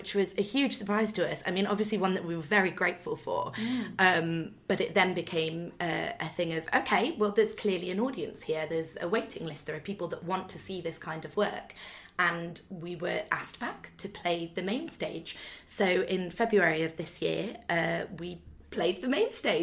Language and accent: English; Nottingham, East Midlands, United Kingdom; we're all from Nottingham